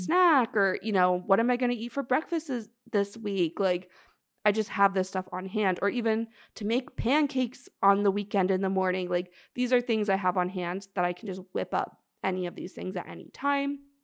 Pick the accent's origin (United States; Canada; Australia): Canada; now in Toronto, Canada; … and I are in Toronto, we're Canadian